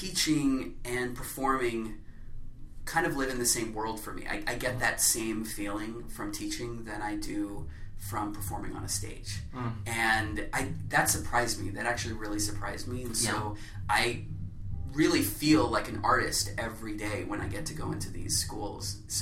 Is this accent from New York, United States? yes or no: no; Atlanta, Georgia, United States; I grew up in Atlanta